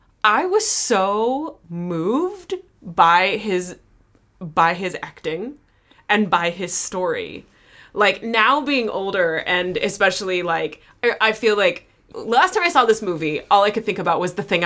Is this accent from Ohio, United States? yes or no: no; Iowa, United States; Iowa, so I might be a little behind.